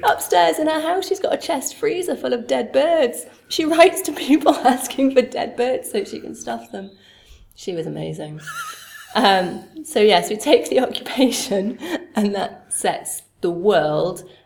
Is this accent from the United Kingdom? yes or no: yes; Sheffield, Yorkshire and the Humber, United Kingdom; moved away; also born or lived in London; I'm from Sheffield, grew up in Sheffield